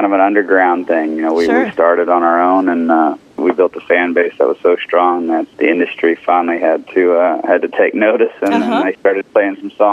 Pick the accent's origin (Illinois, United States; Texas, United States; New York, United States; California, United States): Texas, United States; I'm from Texas